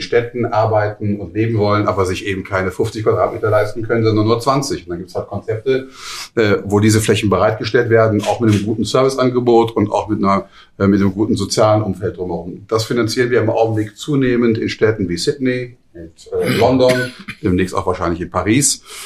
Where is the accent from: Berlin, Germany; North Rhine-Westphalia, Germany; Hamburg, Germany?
Hamburg, Germany; ich komme ja nun auch aus Hamburg